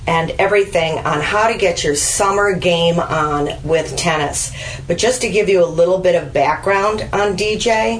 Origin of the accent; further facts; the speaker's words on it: Glen Ellyn, Illinois, United States; I'm from Glen Ellen.